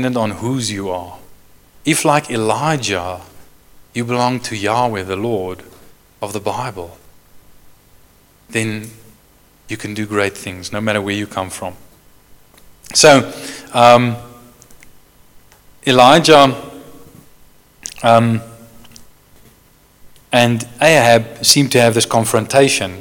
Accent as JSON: {"language": "English", "town": "Johannesburg", "region": "Gauteng", "country": "South Africa", "said": "I come from Joburg, the biggest city in South Africa."}